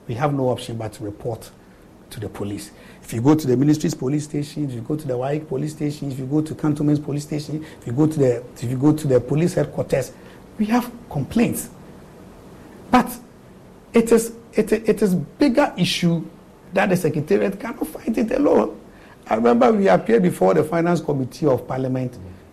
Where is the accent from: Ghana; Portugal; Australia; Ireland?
Ghana; Eastern Region; I'm from the Eastern region. I'm from Chebbi